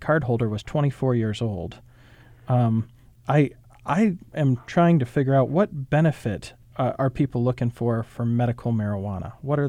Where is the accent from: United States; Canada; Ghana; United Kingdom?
United States; Michigan; moved away; I'm from Michigan originally